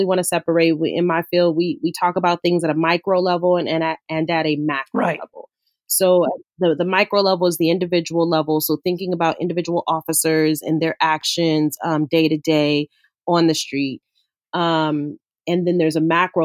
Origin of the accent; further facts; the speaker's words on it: Los Angeles, California, United States; I grew up in South LA, so I grew up in the inner city